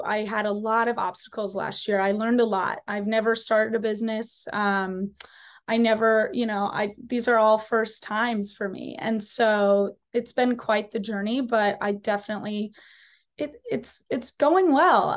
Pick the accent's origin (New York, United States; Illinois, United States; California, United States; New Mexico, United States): Illinois, United States; a small town outside of Chicago; I am from a small town outside of Chicago.